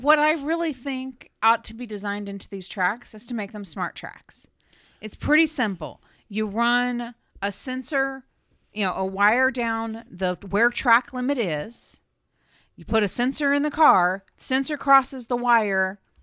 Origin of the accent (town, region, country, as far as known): United States